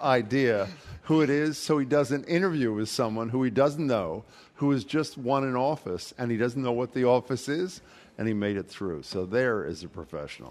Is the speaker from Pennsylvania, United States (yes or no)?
yes; Philadelphia, Pennsylvania, United States; moved away; listening to the Philadelphia Phillies, my hometown team